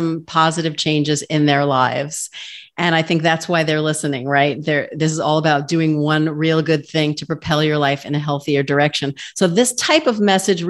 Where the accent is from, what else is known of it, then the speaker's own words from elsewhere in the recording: New York, United States; I'm a New Yorker. I grew up in a Jewish family eating bagels